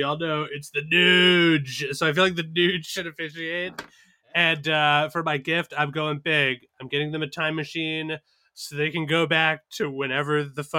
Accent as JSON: {"language": "English", "region": "Georgia", "country": "United States", "tie": "born or raised there", "said": "I used to have to run from dogs as a child growing up in Georgia"}